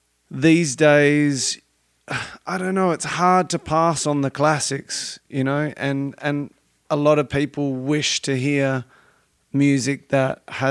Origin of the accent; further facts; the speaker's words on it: Australia; now in Los Angeles, United States; I'm not from America or California. I'm from Australia.